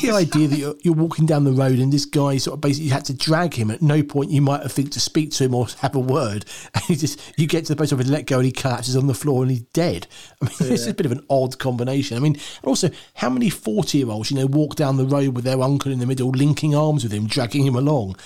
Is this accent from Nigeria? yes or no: no; United Kingdom; I'm British.